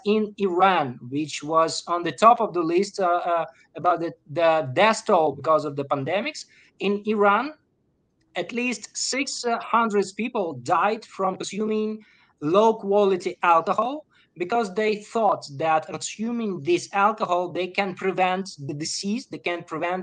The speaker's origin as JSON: {"language": "English", "country": "Ukraine", "said": "I'm from Ukraine. I'm living in the middle of the war"}